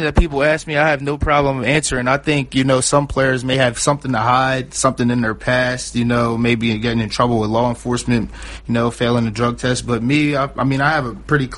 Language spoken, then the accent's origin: English; Delaware, United States; Me coming from where I come from, a small city, a small town, not too many people know of Delaware